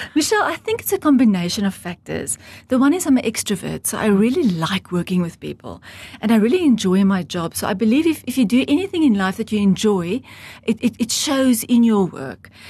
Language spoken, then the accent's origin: English; Heidelberg, Gauteng, South Africa; now in Namibia; I was born in South Africa in the Old Transvaal in Heidelberg, a very small farming community, and I grew up on a farm.